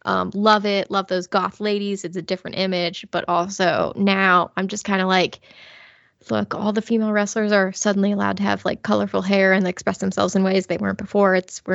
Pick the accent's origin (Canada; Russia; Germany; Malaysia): Germany; I know nothing of my heritage. I just know I'm from Germany.